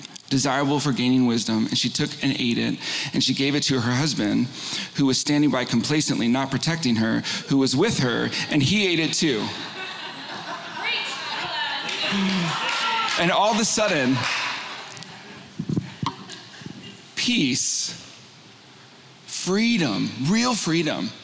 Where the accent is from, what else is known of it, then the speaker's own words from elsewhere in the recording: Northern California, United States; also born or lived in San Diego; We moved from San Diego up to Northern California